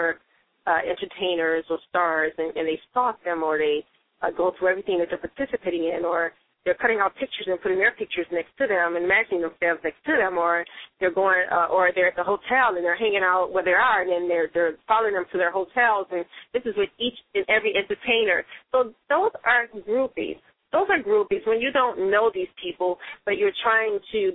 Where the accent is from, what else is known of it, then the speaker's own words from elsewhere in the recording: Chicago, Illinois, United States; also born or lived in Mississippi; I did grow up in Chicago